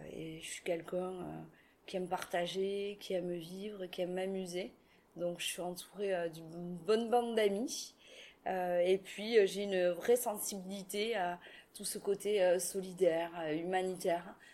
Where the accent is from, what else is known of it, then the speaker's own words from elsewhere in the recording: Toulouse, Occitania, France; born there; Je suis une Toulousaine de naissance